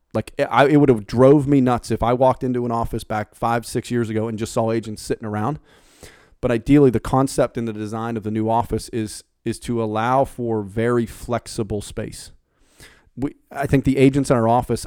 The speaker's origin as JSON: {"language": "English", "town": "Pittsburgh", "region": "Pennsylvania", "country": "United States", "moved": "yes", "said": "I'm the Yankee from Pittsburgh who literally has been different down in this this part of town since day one"}